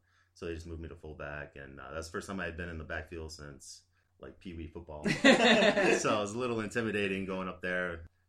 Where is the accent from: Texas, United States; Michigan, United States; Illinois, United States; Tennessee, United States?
Michigan, United States; Davison; High school, I went to Davison, Michigan. I'm from Davison, Michigan.